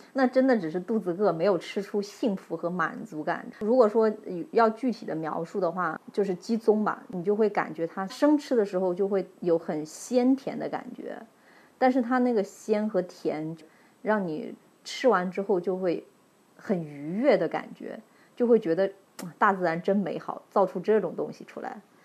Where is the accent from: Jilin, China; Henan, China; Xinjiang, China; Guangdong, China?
Henan, China; also born or lived in Yunnan; now in Shanghai, China; 我们老家河南